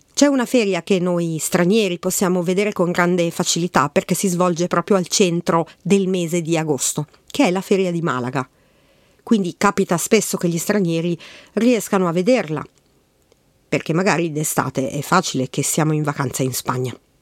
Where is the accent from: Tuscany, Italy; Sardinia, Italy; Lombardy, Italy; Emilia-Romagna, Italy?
Lombardy, Italy; Milan; Io che sono di Milano